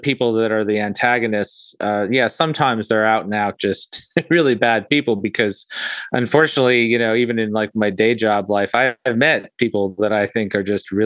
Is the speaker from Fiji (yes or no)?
yes; Fiji; now in North Florida, United States; I grew up in Fiji, which was definitely a tropical paradise.